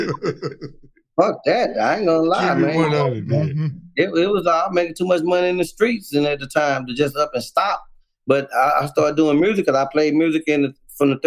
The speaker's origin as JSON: {"language": "English", "town": "Houston", "region": "Texas", "country": "United States", "tie": "born or raised there", "said": "I originated out the dead end"}